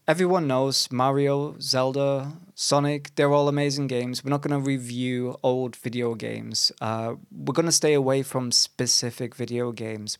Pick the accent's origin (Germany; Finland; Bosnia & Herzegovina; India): Germany; now in England, United Kingdom; we are both foreigners to this beautiful country, though. I am from Germany.